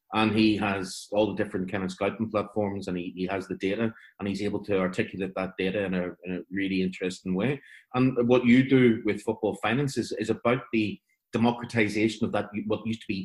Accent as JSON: {"language": "English", "country": "Ireland", "said": "And as an Irish Catholic man of a certain age, it seems a very lapsed and probably atheist Catholic"}